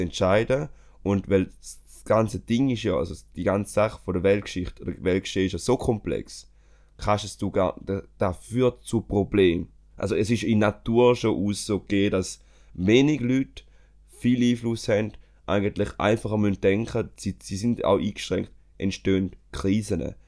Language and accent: German; Switzerland; bei uns in der Schweiz